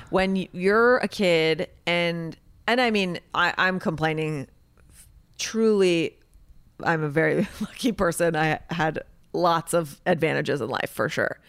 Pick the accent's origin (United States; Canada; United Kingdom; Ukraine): United States; the Valley, California; I'm from the valley